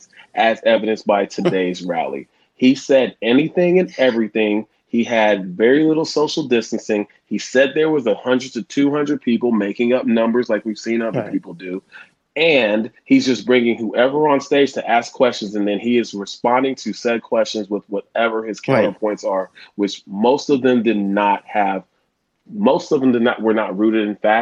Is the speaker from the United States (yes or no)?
yes; Houston, Texas, United States; also born or lived in Ohio; I'm originally from Houston, Texas, and originally of parents from Nigeria.